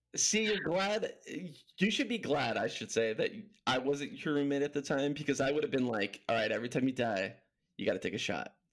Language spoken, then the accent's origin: English; Huntington Beach, California, United States; moved away as an adult; also born or lived in Los Angeles, California; now in Tucson, United States; I grew up in Cali. Um, Huntington Beach is my stomping grounds.